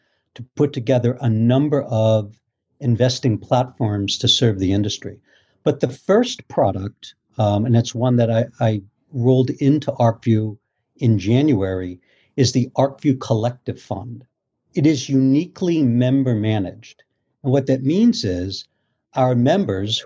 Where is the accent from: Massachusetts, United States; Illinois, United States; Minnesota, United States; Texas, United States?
Massachusetts, United States; Boston; moved away as an adult; now in Port Washington, United States; I was originally from Boston